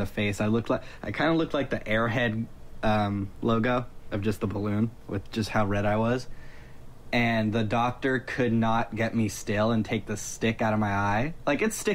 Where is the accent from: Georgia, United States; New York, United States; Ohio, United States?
Georgia, United States; now in California, United States; I grew up in Georgia